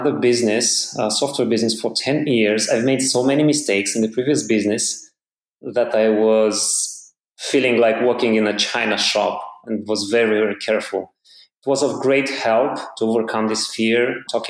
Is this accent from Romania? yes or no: yes; Romania; I'm from Romania in Eastern Europe. I live in Bucharest, the capital